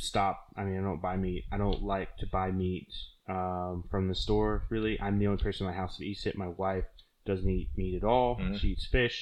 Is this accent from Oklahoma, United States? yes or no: yes; Oklahoma, United States; now in Key West, United States; Growing up in Oklahoma